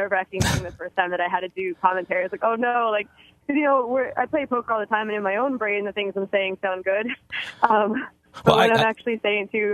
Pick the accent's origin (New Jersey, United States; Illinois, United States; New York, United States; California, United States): New Jersey, United States; moved away; I'm from New Jersey originally